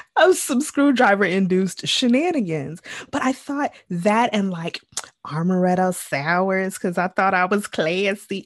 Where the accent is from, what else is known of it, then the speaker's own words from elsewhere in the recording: Jamaica; I am Jamaican